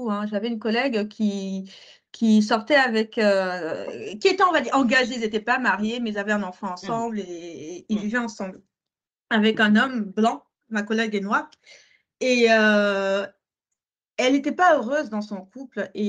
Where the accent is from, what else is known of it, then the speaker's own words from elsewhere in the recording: Cameroon; en tant que Camerounais.